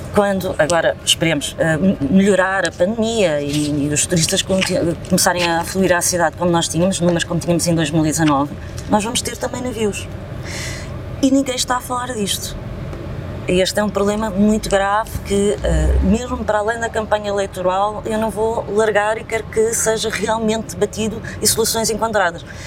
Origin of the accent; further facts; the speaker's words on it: Lisbon, Portugal; Sou lisboeta e cá nasci e cá vivo.